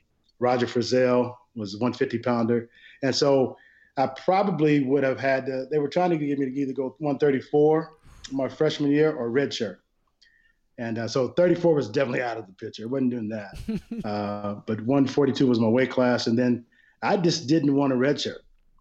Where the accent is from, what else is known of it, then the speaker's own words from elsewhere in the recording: Oklahoma, United States; growing up in Oklahoma, I was always going back and forth from OU to Oklahoma State, OU.